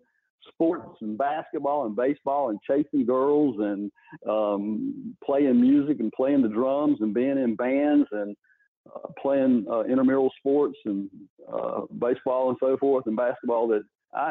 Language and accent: English; Raleigh, North Carolina, United States; born or raised there